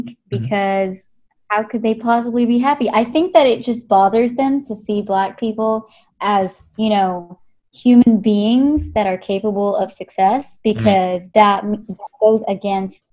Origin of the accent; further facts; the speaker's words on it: India; moved away as an adult; now in Canada; I'm from India, but I've been in Canada for 10 years.